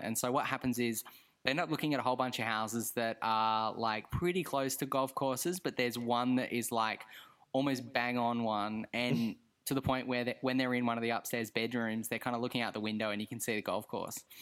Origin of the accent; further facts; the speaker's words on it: Australia; as an Australian